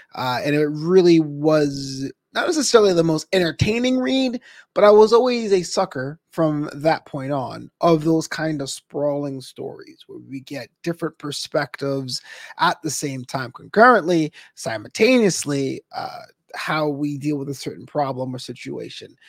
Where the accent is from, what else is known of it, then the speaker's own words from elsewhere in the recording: New York, United States; now in Los Angeles, United States; We come from New York.